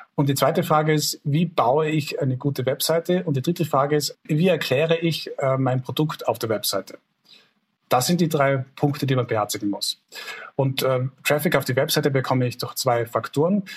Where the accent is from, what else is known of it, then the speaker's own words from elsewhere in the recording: Tyrol, Austria; bei uns in Tirol